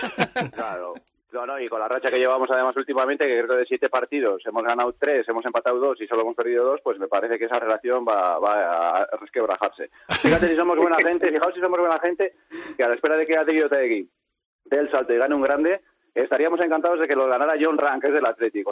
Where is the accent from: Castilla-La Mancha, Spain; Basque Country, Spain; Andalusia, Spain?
Basque Country, Spain; Pasaia; yo soy de Paso San Pedro, a escasos 15 kilómetros de, de Jaizubía